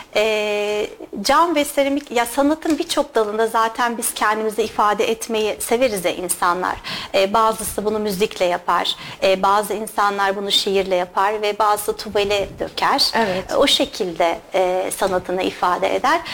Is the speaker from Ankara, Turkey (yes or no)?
no; İzmir, Turkey; moved away as an adult; also born or lived in United States; now in Kayseri, Turkey; Aslen İzmirliyim.